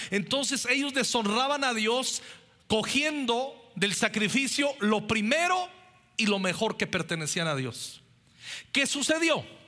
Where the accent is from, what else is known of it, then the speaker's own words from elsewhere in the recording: Mexico; somos mexicanos